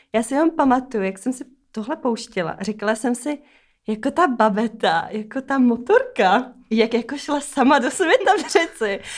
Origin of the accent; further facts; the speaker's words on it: Hobšovice, Central Bohemian Region, Czechia; jsem z Hopšovic, eh, od Slanýho, tady kousek vlastně za okay. Prahou.